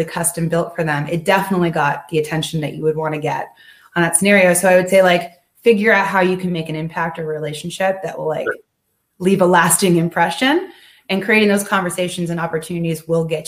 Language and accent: English; Arkansas, United States; also born or lived in Georgia; I lived in Georgia and also Arkansas.